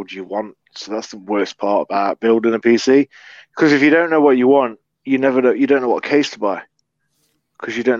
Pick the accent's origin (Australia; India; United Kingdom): United Kingdom; England; us English people